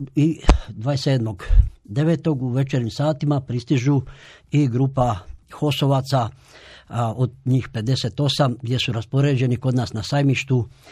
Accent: Tovarnik, Vukovar-Srijem County, Croatia; ja sam dijete iz sela Tovarnika

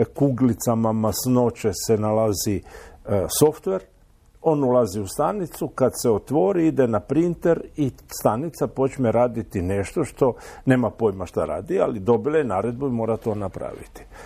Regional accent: Croatia; kod nas u Hrvatskoj

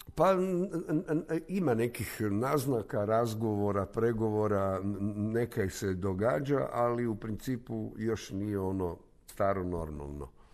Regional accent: Zagreb, City of Zagreb, Croatia; Ja sam tu, vidi se iz ove zgrade, Strnja

